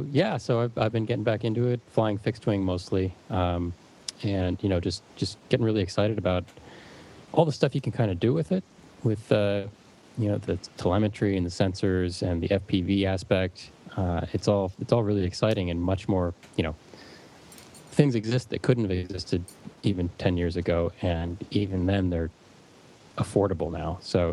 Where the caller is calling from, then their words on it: California, United States; of all, hi from sunny California.